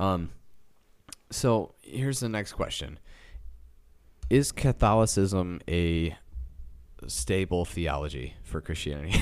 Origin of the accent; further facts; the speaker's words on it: Midwest of the United States, United States; We're from the Midwest of the United States.